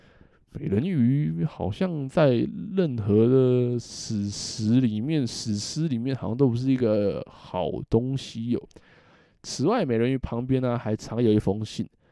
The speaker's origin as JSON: {"language": "Chinese", "country": "Taiwan", "said": "我们台湾人的处境"}